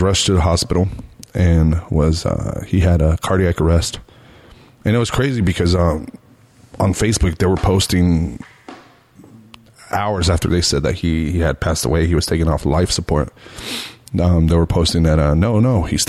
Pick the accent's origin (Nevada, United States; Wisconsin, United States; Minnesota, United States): Nevada, United States; Las Vegas; in my hometown on the strip.